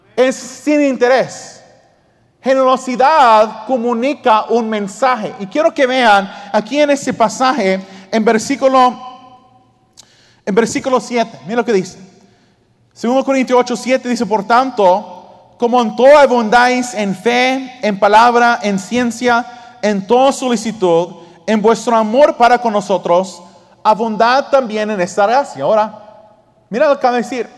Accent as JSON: {"language": "Spanish", "country": "Australia", "tie": "born or raised there", "moved": "yes", "said": "yo me crié en Australia"}